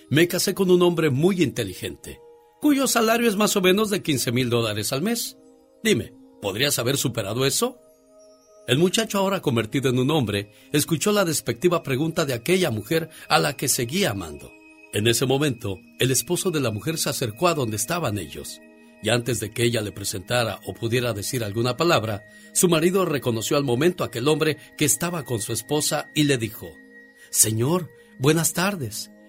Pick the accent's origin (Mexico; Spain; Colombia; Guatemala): Mexico; Yo como soy mexicano